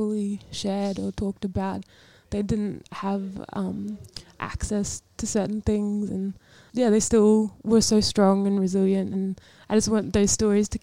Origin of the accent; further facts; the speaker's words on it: North Queensland, Australia; I'm from North Queensland